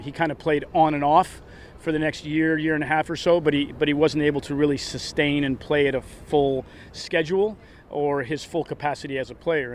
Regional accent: United States; being an American

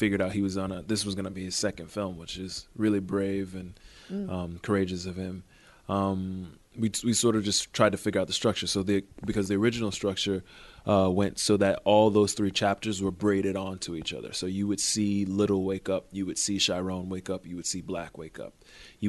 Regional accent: Miami, Florida, United States; growing up in Liberty City in Miami

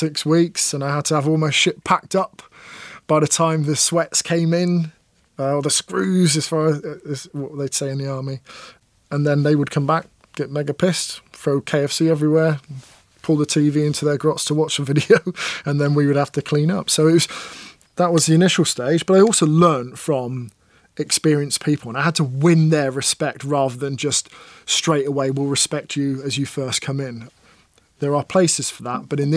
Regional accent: Plymouth, South West England, United Kingdom; also born or lived in Dunfermline, Scotland; And then we moved to Plymouth, another naval town.

